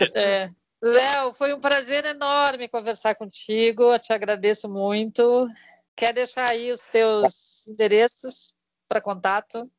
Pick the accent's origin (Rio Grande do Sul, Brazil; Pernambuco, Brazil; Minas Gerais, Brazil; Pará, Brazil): Rio Grande do Sul, Brazil; moved away as an adult; also born or lived in Curitiba; eu vivi 15 anos em Curitiba, sou gaúcha, mas faz 20 anos que eu saí do Rio Grande do Sul